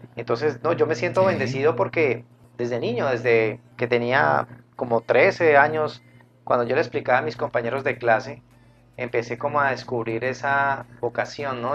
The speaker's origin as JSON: {"language": "Spanish", "town": "Cali", "region": "Valle del Cauca", "country": "Colombia", "tie": "born or raised there", "said": "estoy en la ciudad de Cali, en la Sultana del Valle, mi ciudad natal y en la que siempre he vivido."}